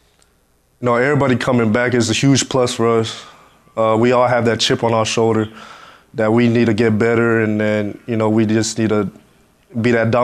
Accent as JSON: {"language": "English", "town": "Miami", "region": "Florida", "country": "United States", "tie": "born or raised there", "moved": "yes", "said": "I went back to my hometown in Miami. It just gave back to this to the school, my academy, North Islam Academy. I grew up there"}